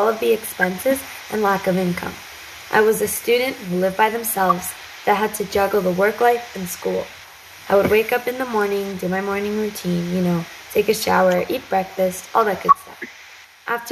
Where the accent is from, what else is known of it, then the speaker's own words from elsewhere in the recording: São Paulo, Brazil; moved away as an adult; now in Richmond Hill, Canada; born in São Paulo, Brazil, and immigrated to Richmond Hill, Ontario in June of 2012